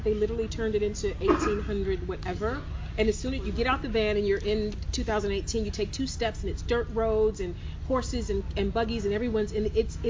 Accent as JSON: {"language": "English", "town": "East Cleveland", "region": "Ohio", "country": "United States", "tie": "born or raised there", "moved": "yes", "said": "I am a kid from East Cleveland."}